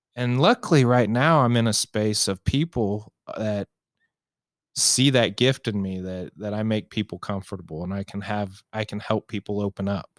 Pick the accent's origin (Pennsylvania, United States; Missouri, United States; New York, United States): Missouri, United States; Raytown; I grew up in Raytown, which is a suburb here of Kansas City